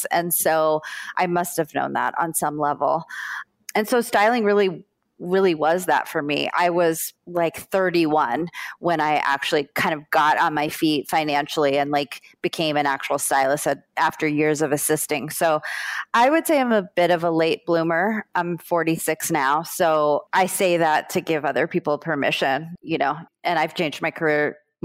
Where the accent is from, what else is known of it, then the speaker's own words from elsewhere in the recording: South Florida, United States; also born or lived in Brooklyn, New York; I grew up in South Florida